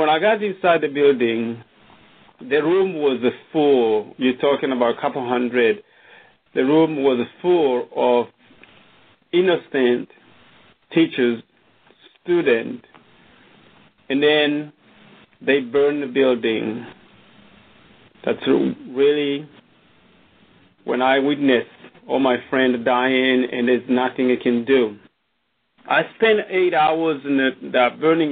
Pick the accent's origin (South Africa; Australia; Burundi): Burundi; moved away; I was born in Burundi, in a small country